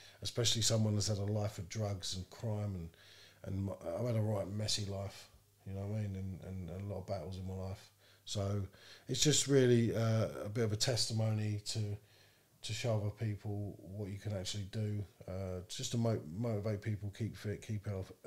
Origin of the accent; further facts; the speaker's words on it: London, United Kingdom; moved away as an adult; now in Northampton, United Kingdom; I come from London